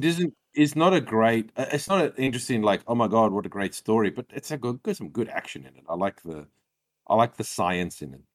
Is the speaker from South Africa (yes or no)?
yes; South Africa; I'm South African